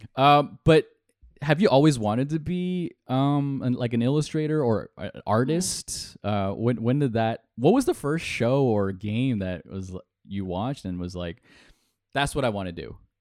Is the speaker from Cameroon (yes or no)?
no; Toronto, Ontario, Canada; we're we're Canadian. We're we're from Toronto.